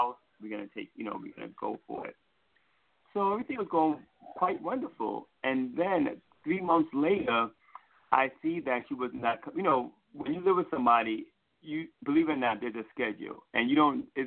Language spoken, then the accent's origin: English; New York City, New York, United States; accent: New York; moved away as an adult; now in Virginia, United States; I'm originally from New York City